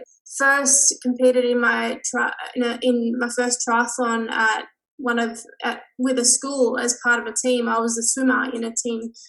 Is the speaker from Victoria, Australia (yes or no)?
no; Newcastle, New South Wales, Australia; I grew up in Newcastle, which is 2 hours north of Sydney, but in a little town called Caves Beach.